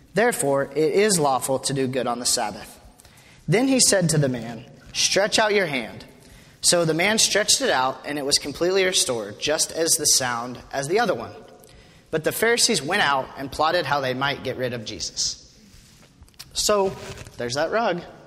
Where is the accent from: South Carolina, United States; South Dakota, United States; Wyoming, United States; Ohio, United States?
Wyoming, United States; moved away as an adult; I'm from Wyoming, grew up in Wyoming